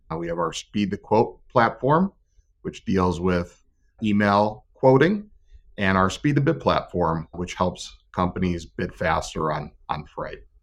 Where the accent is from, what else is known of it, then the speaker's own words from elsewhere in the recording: Northeast Ohio, United States; grew up, born and raised in Northeast Ohio